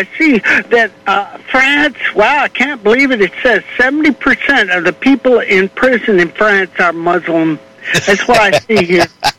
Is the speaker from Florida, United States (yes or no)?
no; Reno, Nevada, United States; I was born in Reno.